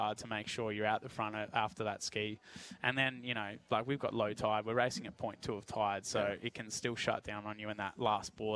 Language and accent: English; Hobart, Tasmania, Australia; growing up in Hobart